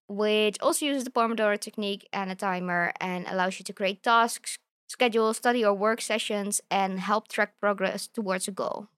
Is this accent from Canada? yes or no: no; Australia; as Australian scientists